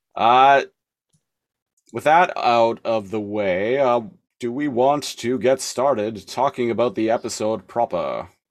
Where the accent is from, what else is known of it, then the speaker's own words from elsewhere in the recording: Nanaimo, British Columbia, Canada; now in Victoria, Canada; I grew up in Nanaimo